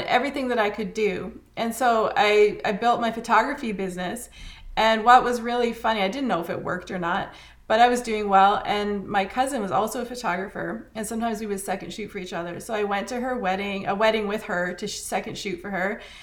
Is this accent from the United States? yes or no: no; Canada; as a Canadian